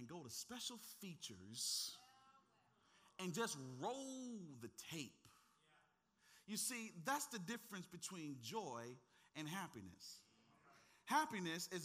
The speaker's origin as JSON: {"language": "English", "region": "the South", "country": "United States", "tie": "born or raised there", "said": "I grew up in the South."}